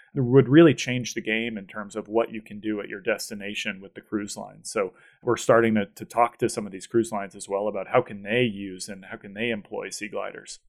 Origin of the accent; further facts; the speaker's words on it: Boston, Massachusetts, United States; I grew up in the Boston area